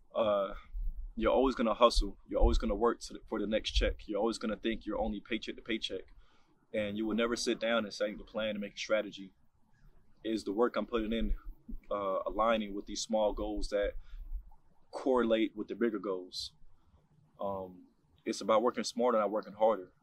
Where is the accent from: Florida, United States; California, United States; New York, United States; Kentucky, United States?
New York, United States; New York City; moved away; also born or lived in Harlem, New York City / Jamaica (parents); I was born in Harlem, New York City, um, raised in the Bronx, specifically in the Gun Hill Road area